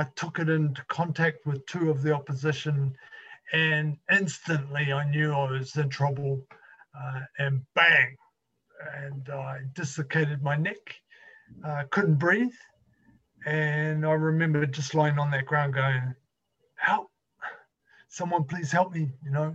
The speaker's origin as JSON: {"language": "English", "country": "New Zealand", "tie": "born or raised there", "said": "I'm from New Zealand, and I grew up in a little country village or area that was prominently farming"}